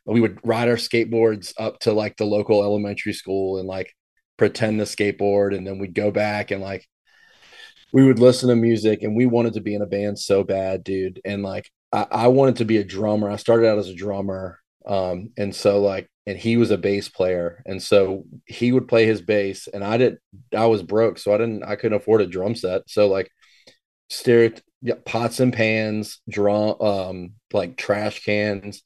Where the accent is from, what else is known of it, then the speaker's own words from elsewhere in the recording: Richmond, Virginia, United States; I grew up kind of in the suburbs of Richmond. Kind of north of Richmond